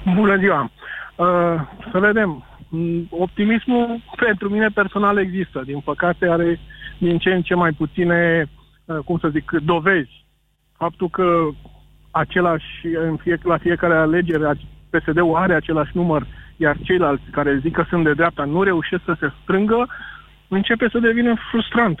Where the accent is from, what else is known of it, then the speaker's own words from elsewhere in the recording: Alexandria, Teleorman County, Romania; sunt din Alexandria